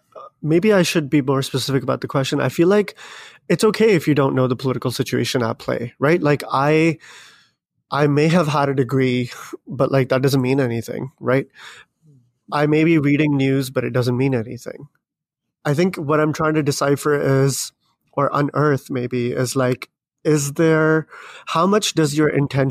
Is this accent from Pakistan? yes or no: yes; Pakistan; English is a second language; impossible for me to be neutral and to, you know, completely scrap away and do away with my socialization as a Pakistani.